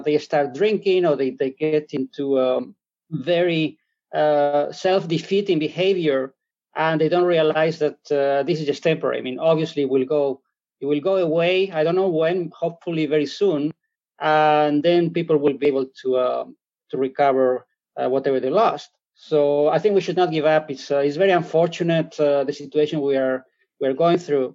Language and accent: English; Spain; accent: European; English is a second language; also born or lived in Germany / Belgium; now in Netherlands; I'm originally from Spain